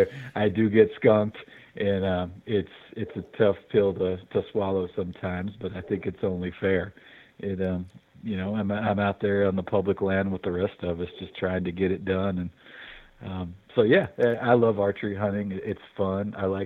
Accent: Fairhope, Alabama, United States; now in Missoula, United States; In Alabama, that little town called Fairhope, which is sort of right on Mobile, not sort of, it is on Mobile Bay down there.

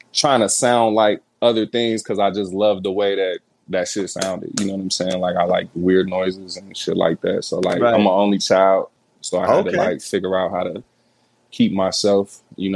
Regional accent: Pontiac, Michigan, United States; I'm from Pontiac

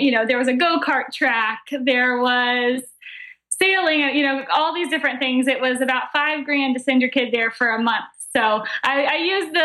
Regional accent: Atlanta, Georgia, United States; moved away as an adult; now in Charleston, United States; I'm from Atlanta originally.

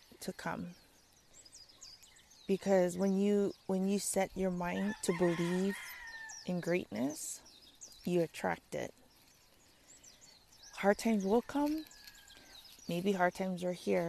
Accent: Kauai, Hawaii, United States; moved away as an adult; now in Oahu, United States; after high school, and I moved away from Kauai to Oahu

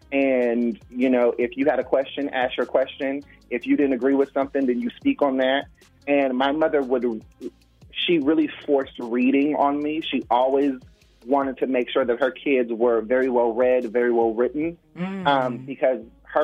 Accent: Los Angeles, California, United States; I'm from Los Angeles. Like, I was born and raised in Los Angeles.

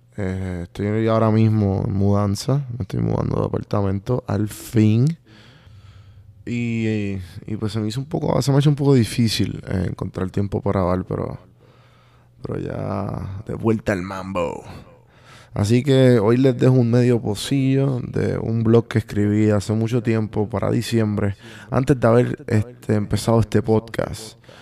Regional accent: Puerto Rico; moved away

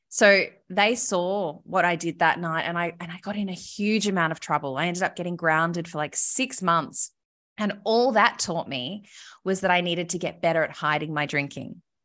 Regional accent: Melbourne, Victoria, Australia; also born or lived in Sydney; I lived in Sydney, but I'm from Melbourne originally

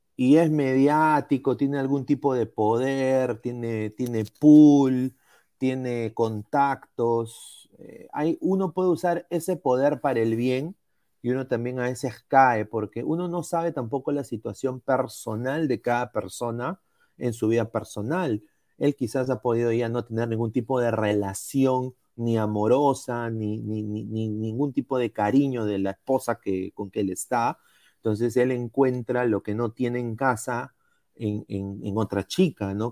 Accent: Peru; mi país

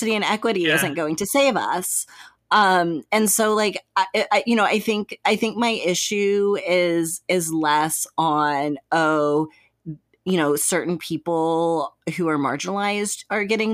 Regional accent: Texas, United States; I'm from Texas

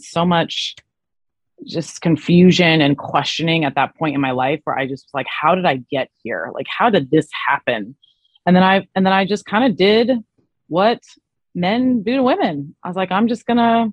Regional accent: Arizona, United States; It was in Arizona, which was my hometown

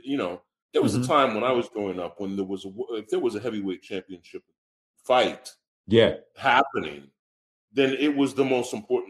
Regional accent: Indiana, United States; This is out of pocket, but I'm from Indiana, okay?

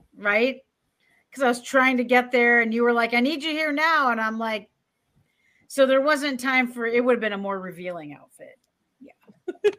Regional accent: Michigan, United States; I'm from Michigan, Midwesterners

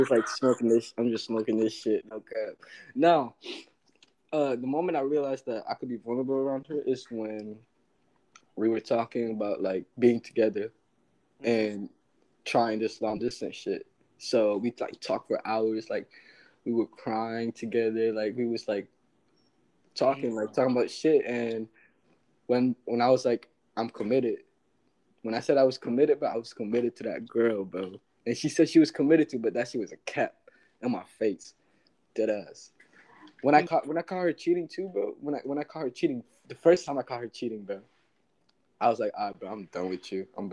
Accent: the South, United States; Trust me. I'm from the South.

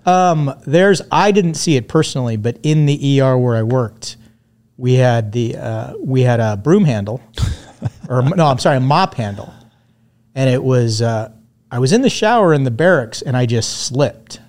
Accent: Tehachapi, California, United States; also born or lived in Redondo Beach, California / Hermosa Beach, California / Inglewood, California / Lawndale, California; I was born in sixty-six. Spent, uh, most, you know, the sixties and seventies in the, in the South Bay area. We kind of, we bounced around between Redondo, Hermosa. I lived in Inglewood for a while, lived in Lawndale for a while, and then spent my formative years in a place called Tehachapi

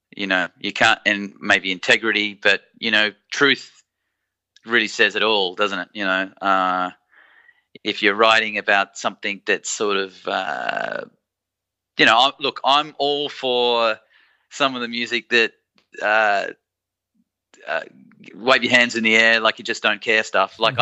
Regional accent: Australia; us Aussies

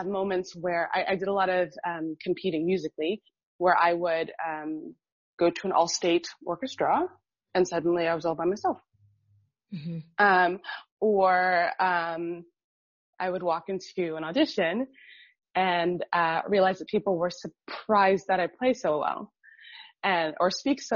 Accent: Miami, Florida, United States; moved away as an adult; also born or lived in Munich; now in Berlin, Germany; I grew up in Miami, and Miami is super diverse

